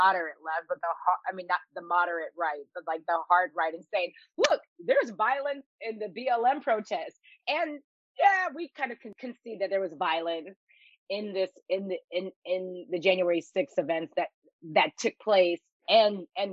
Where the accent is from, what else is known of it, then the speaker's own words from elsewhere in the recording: Seattle, Washington, United States; moved away; also born or lived in Texas; I grew up in Seattle, Washington